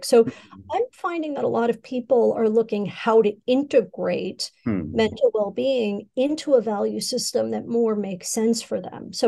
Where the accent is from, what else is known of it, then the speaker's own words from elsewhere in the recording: United States; now in Asia; my home country, in the United States